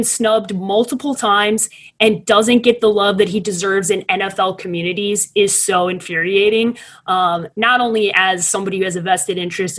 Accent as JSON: {"language": "English", "town": "Chicago", "region": "Illinois", "country": "United States", "said": "I can't be called a homer. I'm from Chicago."}